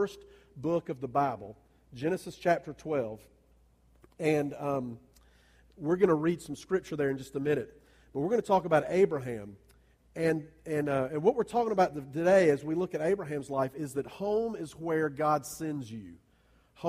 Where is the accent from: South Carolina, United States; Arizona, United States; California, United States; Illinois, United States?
South Carolina, United States; Columbia; now in Greer, United States; my hometown, that's Columbia.